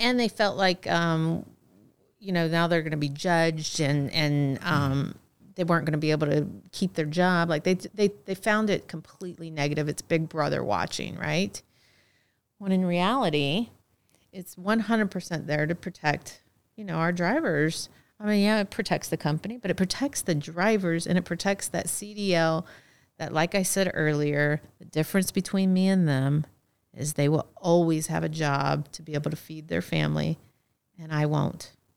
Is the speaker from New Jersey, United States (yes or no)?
no; Texas, United States; moved away as an adult; I'm from Texas